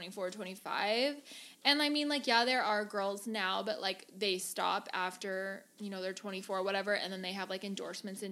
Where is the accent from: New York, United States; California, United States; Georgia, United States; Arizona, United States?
Arizona, United States; Gilbert; moved away as an adult; now in San Diego, United States; I grew up in Arizona, born and raised there